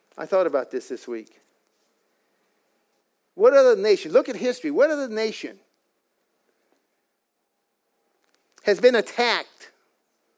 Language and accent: English; United States; I'm an American with an Irish Indian heritage